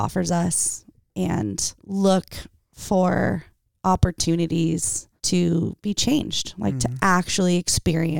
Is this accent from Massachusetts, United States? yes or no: no; Redondo Beach, California, United States; now in Lomita, United States; I grew up in Redondo